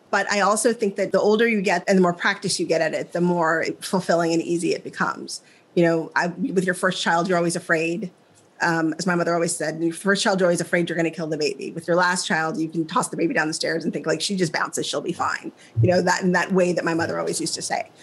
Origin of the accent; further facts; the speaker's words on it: Midwest, United States; moved away; I'm from the Midwest.